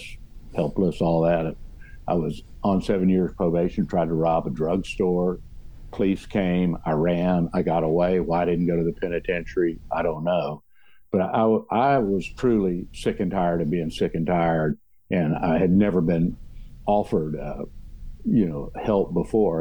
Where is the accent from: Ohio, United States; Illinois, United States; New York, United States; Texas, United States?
Texas, United States; Houston; also born or lived in West University Place, Texas; we grew up in Meyerland, I went to Bel Air High School 1 year